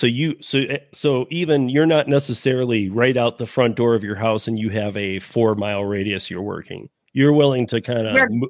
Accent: Michigan, United States; moved away; I'm from Michigan originally

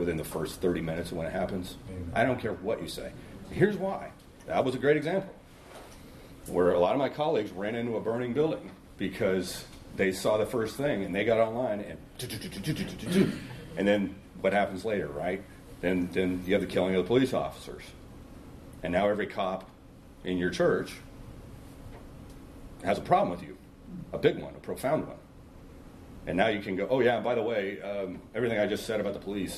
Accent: Long Beach, California, United States; I grew up in Long Beach, California.

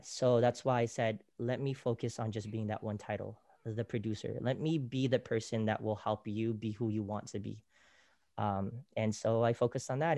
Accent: Bay Area, California, United States; moved away as an adult; also born or lived in Philippines; now in Los Angeles, United States; living in the Bay Area, growing up in the Bay Area, we love the culture

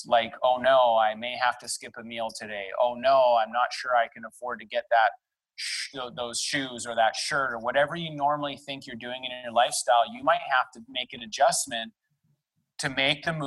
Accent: Delta, British Columbia, Canada; now in Vancouver, Canada; I was born and raised in North Delta. That's just outside of Vancouver by about 40 minutes

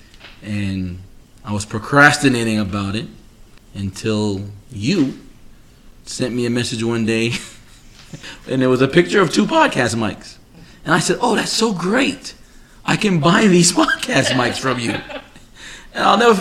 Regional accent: New York City, New York, United States; moved away as an adult; now in Florida, United States; originally from Queens, New York. I've been living in Florida now 15 years

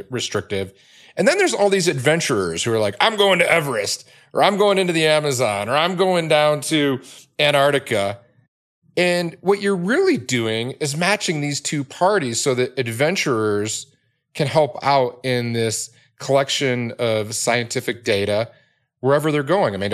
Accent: Cleveland, Ohio, United States; I grew up in the suburbs of Cleveland, East Cleveland

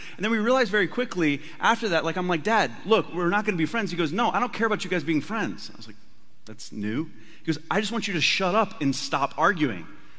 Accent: Tennessee, United States; born there; It's okay, I can say that I was born in Tennessee.

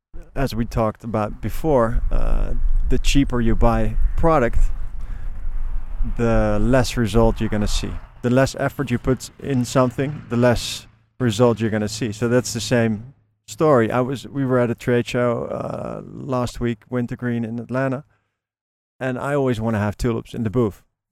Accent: Netherlands; moved away; I'm from Holland

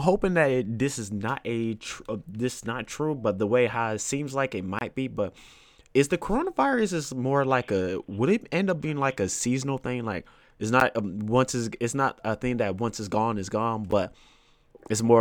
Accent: Florida, United States; I'm a Floridian. Like, you know, I was born in Florida

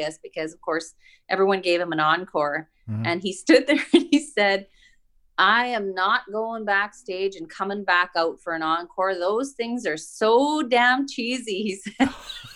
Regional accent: Dauphin, Manitoba, Canada; I grew up in Dauphin

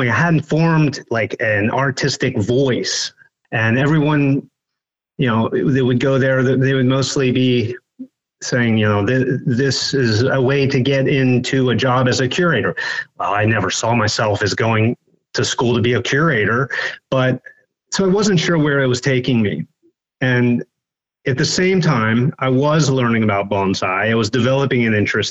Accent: Western Maryland, United States; I grew up in Western Maryland

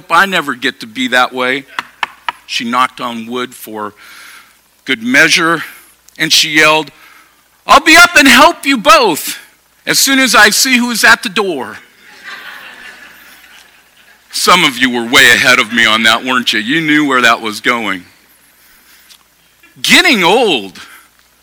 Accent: Sacramento, California, United States; moved away as an adult; also born or lived in Portland, Oregon / Grass Valley, California / Eugene, Oregon; I grew up in Sacramento. I grew up in South Sacramento.

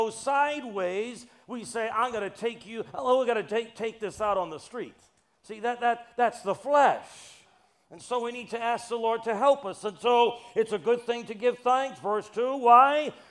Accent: New York City, New York, United States; I'm from New York City. We make it real.

